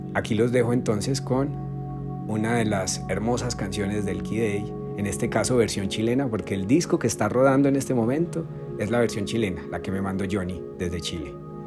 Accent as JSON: {"language": "Spanish", "country": "Colombia", "also_born_or_lived": "Armenia, Quindío", "said": "yo soy colombiano, pues vivo en Colombia. Recuerden que estoy en Armenia, Quindío, Colombia."}